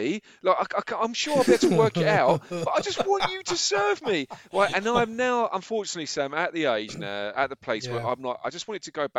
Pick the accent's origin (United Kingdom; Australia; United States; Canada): United Kingdom; Essex, East of England; accent: Essex twang; moved away as an adult; now in Bedfordshire, United Kingdom; 15 years almost a day that I moved out of Essex. And I think I've still got a little bit of the Essex twang, but it doesn't feel like home anymore